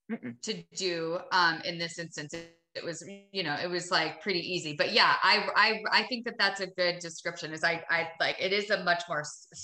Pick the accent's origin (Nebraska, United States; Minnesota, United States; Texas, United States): Minnesota, United States; I'm from Minnesota. Like I'm from a small town in Minnesota. Like I just grew up working and I grew up doing manual labor.